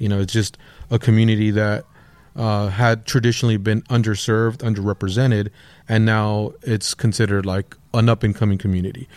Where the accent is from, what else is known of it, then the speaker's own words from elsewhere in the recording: Lennox, California, United States; grew up in Lenox, uh, by the L A X airport